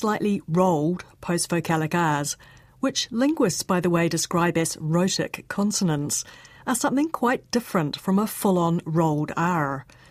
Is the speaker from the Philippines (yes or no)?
no; New Zealand; I don't have a post-vocalic R. Like most Kiwis, I say, she wore a dirty purple work shirt. I'm mostly dropping the R following a vowel.